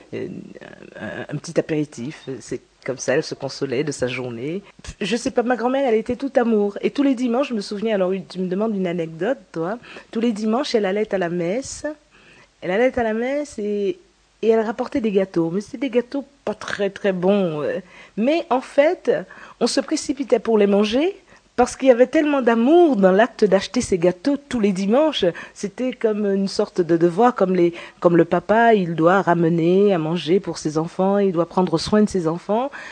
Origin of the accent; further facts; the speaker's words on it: Guadeloupe; Donc je viens de la Guadeloupe. Je suis née à la Guadeloupe